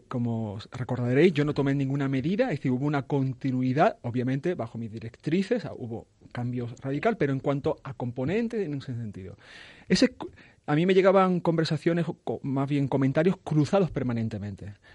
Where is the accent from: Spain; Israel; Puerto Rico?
Spain; also born or lived in Ciudad Real; soy un español más